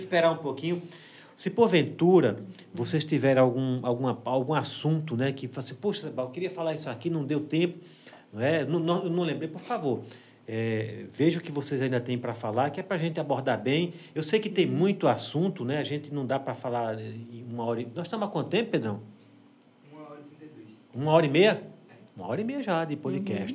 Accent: Água Branca, Alagoas, Brazil; moved away as an adult; also born or lived in São Paulo; now in Delmiro Gouveia, Brazil; Eu sou de Delmiro, eu sou de Água Branca, da Serra uhum. da Jurema, em, em, Água Branca

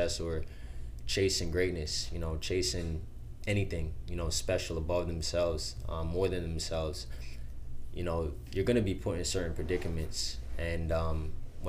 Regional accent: Long Island, New York, United States; also born or lived in Queens, New York / Jamaica; born in Queens, raised in Long Island, New York. And I lived in Jamaica for 5 years

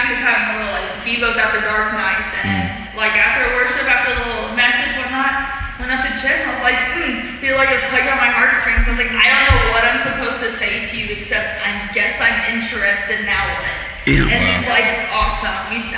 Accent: Missouri, United States; moved away as an adult; now in Oklahoma City, United States; I am originally from Missouri, and then I go to college in Oklahoma City

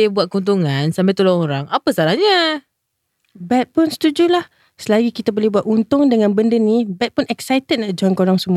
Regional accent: Sungai Buloh, Selangor, Malaysia; Saya asal Sungai Buloh je, Cik Sal. Lahir pun dekat Sungai Buloh.

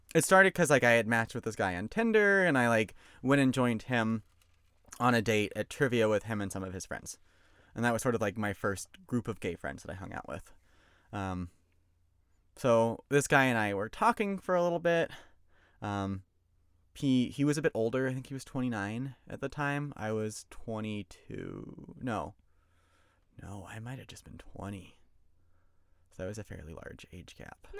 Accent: Georgia, United States; I'm from Georgia

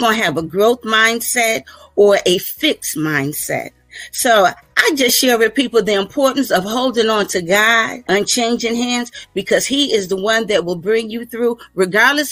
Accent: Virginia Beach, Virginia, United States; I hail from Virginia Beach, Virginia

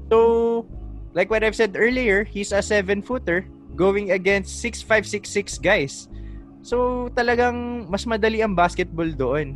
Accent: Philippines; as a Filipino

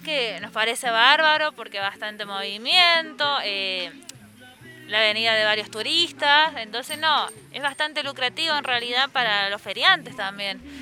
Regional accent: Río Gómez, San Luis, Argentina; soy de Río Gómez

